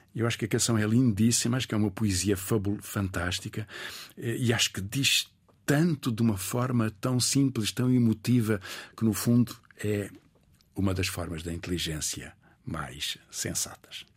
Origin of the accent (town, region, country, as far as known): Portugal; born or raised there; also born or lived in Mozambique